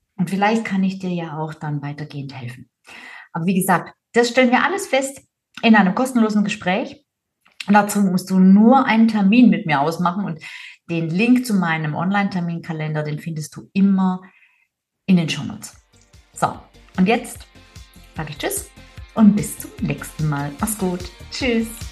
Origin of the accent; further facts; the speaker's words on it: Swabia, Germany; ich bin Schwäbin